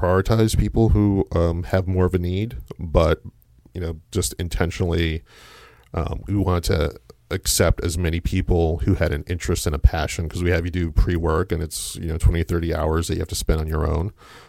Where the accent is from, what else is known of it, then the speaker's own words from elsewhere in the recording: New Jersey, United States; moved away as an adult; now in Louisville, United States; I'm from Jersey.